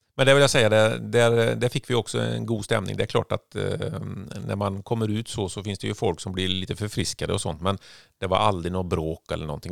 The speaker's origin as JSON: {"language": "Swedish", "country": "Sweden", "moved": "yes", "said": "som enda svensk"}